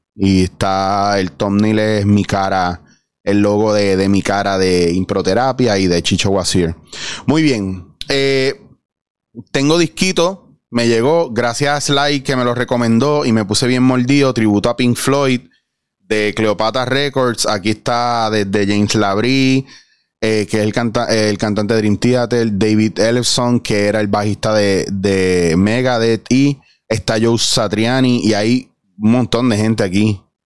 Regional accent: Puerto Rico; nosotros como puertorriqueños

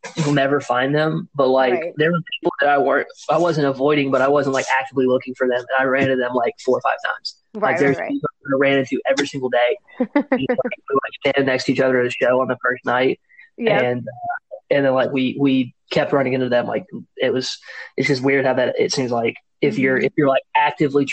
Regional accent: Nashville, Tennessee, United States; also born or lived in Franklin, Tennessee / Bowling Green, Kentucky; I'm from Nashville, Tennessee. Actually, from here. I was born and raised. I was born about 20 minutes south of the city, and then I went to high school in a suburb called Franklin

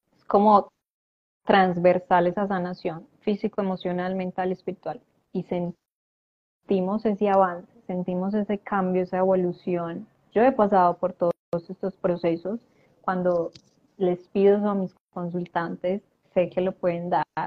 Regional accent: Medellín, Antioquia, Colombia; now in Argentina; yo soy de Colombia, en este momento estoy en Argentina

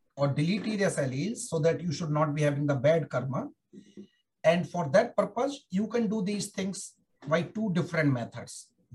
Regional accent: Germany; And when I joined DecreeSat way back in 2005, and as I told you earlier, I came from Germany.

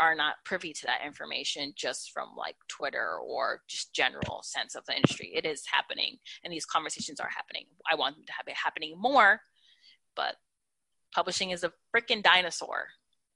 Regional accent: upstate New York, United States; I'm from New York. I'm from upstate New York, but my dad's family lives in Brooklyn.

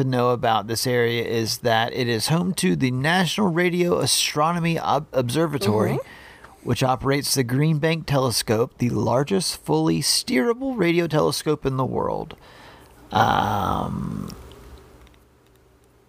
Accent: North Carolina, United States; accent: North Carolina; my North Carolina accent

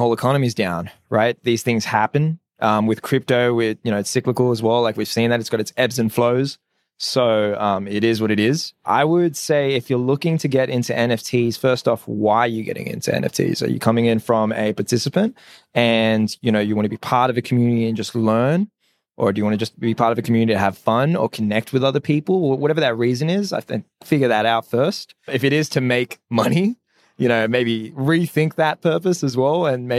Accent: Sydney, New South Wales, Australia; I was born and raised in Sydney. Ethnic background is Assyrian.

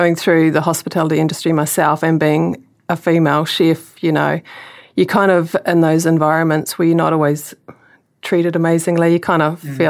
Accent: Whangarei, Northland, New Zealand; also born or lived in Auckland; I grew up in Whangarei

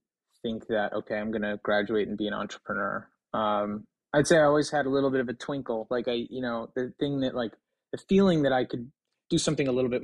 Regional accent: New Jersey, United States; I'm originally from New Jersey

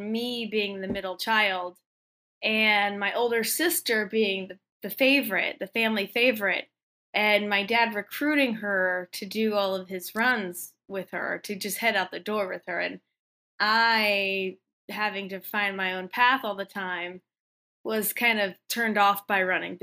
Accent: Missouri, United States

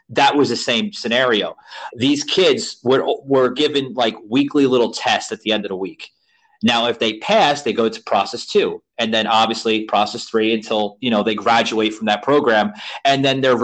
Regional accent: New York City, New York, United States; also born or lived in Central Florida; now in Florida, United States; I grew up on the Lower East Side of Manhattan. I reside now in Florida, Central Florida

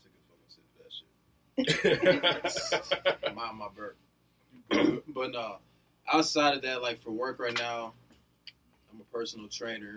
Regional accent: St. Louis Park, Minnesota, United States; I was born St. Louis Park. St. Louis Park. So I went to St. Louis Park schools until like seventh grade

